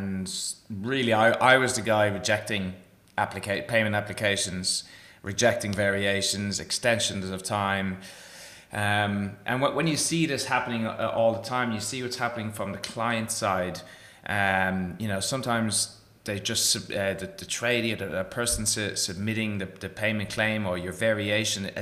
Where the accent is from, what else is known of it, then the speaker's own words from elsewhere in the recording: Ireland; moved away as an adult; also born or lived in Galway, Ireland; now in Perth, Australia; I am Irish after all